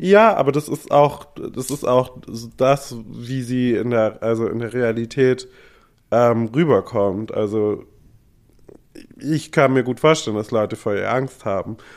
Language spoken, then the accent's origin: German; Germany; als Deutscher